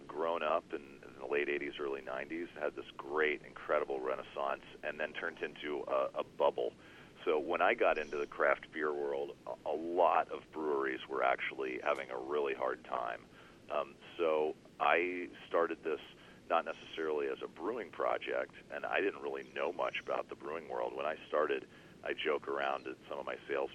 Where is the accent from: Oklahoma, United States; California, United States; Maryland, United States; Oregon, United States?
California, United States; Northern; moved away as an adult; also born or lived in New Orleans; I'm from Northern California